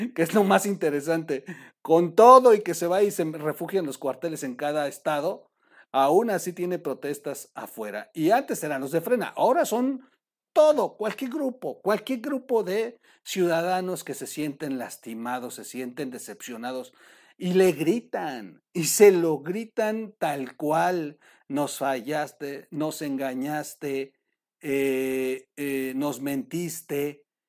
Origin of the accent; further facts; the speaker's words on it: Mexico; como mexicanos